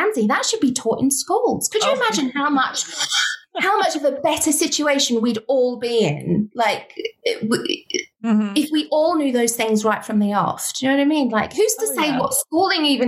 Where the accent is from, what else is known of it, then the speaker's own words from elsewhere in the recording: United Kingdom; We're British